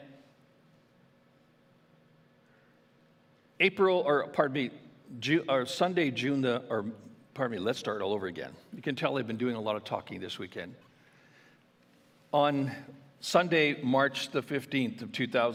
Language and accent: English; Ontario, Canada; now in Alberta, Canada; my hospital that actually I was born in back in Ontario, where my mom and my sister and their families live